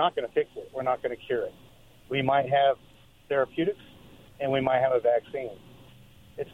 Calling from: Richmond, United States; Hey, guys. … from Richmond.

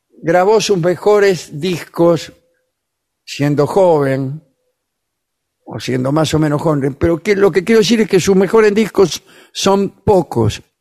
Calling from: Seattle, Washington, United States; de Seattle, Washington, estado de Washington, ¿no?

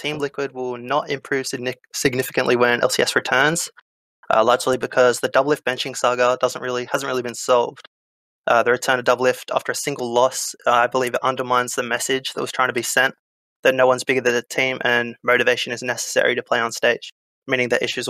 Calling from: Newcastle, New South Wales, Australia; Newcastle, Australia.

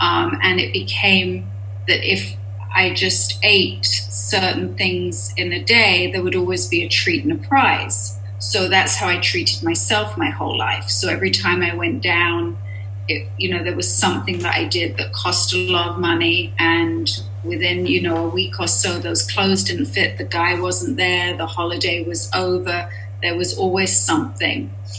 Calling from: Los Angeles, California, United States; I'm a compulsive overeater, and I am here from Los Angeles.

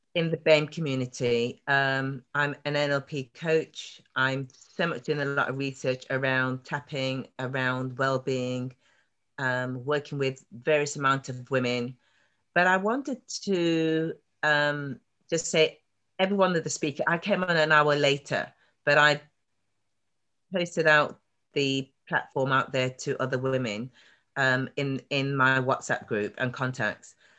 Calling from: Nottingham, East Midlands, United Kingdom; I'm calling from Nottingham, in the middle of ah, the country

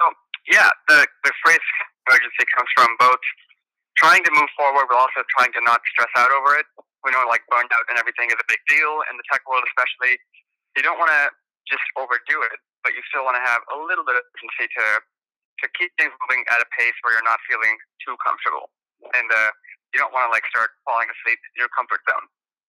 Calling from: Boston, Massachusetts, United States; I'm calling in from Boston

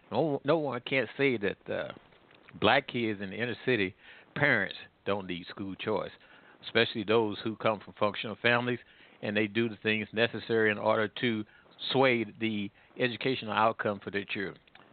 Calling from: Midwest, United States; I'm calling from the Midwest.

